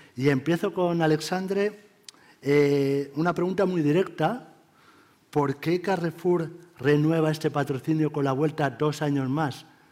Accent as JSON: {"language": "Spanish", "town": "Elche", "region": "Valencian Community", "country": "Spain", "said": "yo soy de Elche"}